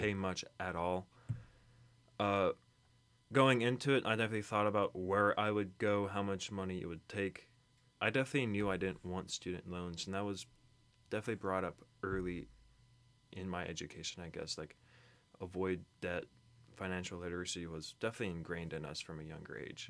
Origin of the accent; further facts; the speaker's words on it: Kentucky, United States; I was born in Kentucky.